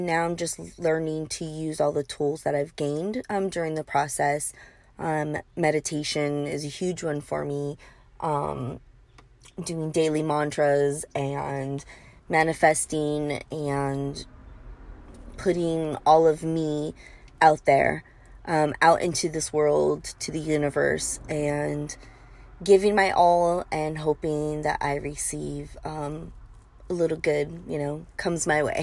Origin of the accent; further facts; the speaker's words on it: bordering Tijuana, California, United States; I grew up bordering Tijuana and we grew up crossing all the time